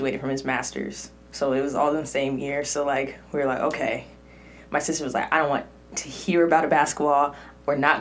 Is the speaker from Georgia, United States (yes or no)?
no; Cypress, California, United States; I grew up in Orange County, but, you know, a lot of my family and went to church in LA, and so I gotta claim Orange County because I'm from 714 area, Cypress